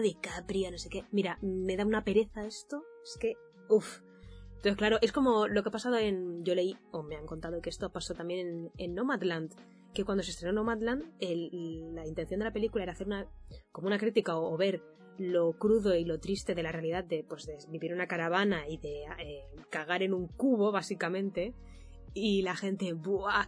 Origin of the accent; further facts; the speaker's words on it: Mallorca, Balearic Islands, Spain; moved away as an adult; also born or lived in Valencia; Yo soy de Mallorca